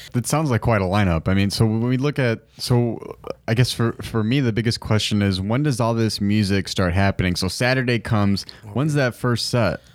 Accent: Chicago, Illinois, United States; growing up in Humboldt Park

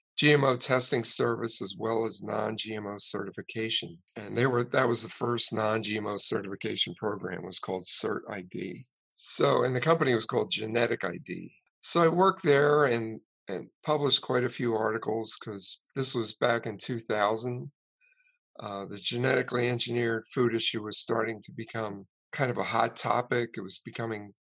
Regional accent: not far from Philadelphia, Southern New Jersey, United States; moved away as an adult; also born or lived in Florida; now in Iowa, United States; I grew up in New Jersey

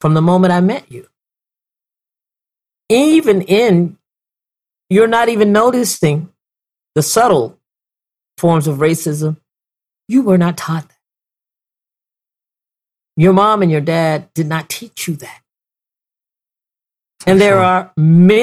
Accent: Virginia, United States; growing up in Virginia

